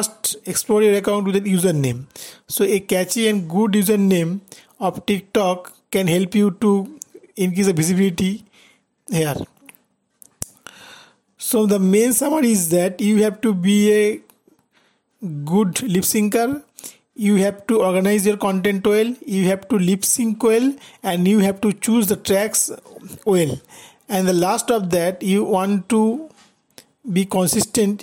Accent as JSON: {"language": "English", "country": "India", "said": "I am from India"}